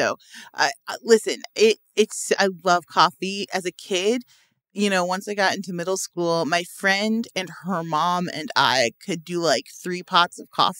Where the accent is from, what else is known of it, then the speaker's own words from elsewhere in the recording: Midwest, United States; now in Los Angeles, United States; And I'm from the Midwest. So, you know, it's cold as H in the morning.